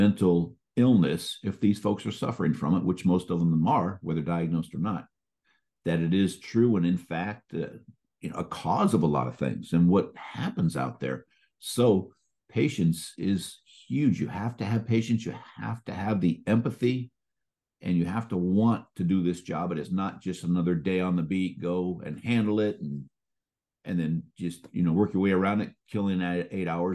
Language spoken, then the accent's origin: English; Marin County, California, United States; I grew up in Marin County, and Marin County connects to San Francisco via the Golden Gate Bridge